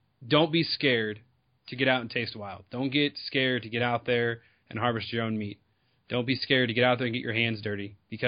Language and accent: English; Southern California, United States; I'm from Southern California